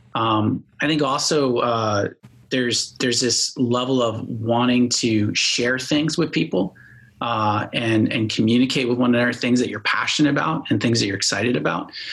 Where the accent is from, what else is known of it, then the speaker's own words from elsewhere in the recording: Bowie, Maryland, United States; moved away as an adult; now in Florida, United States; I grew up in Maryland, like you said, in, in a place called Bowie